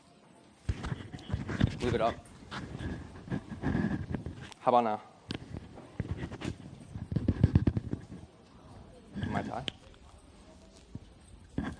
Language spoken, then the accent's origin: English; Detroit, Michigan, United States; I'm from Michigan, born and raised in Detroit